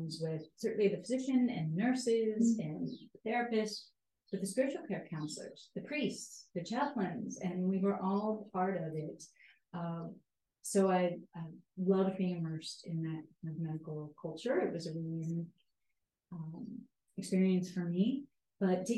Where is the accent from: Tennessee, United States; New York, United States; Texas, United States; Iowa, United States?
Iowa, United States; moved away; my father was a janitor at a psychiatric hospital when I grew up in Iowa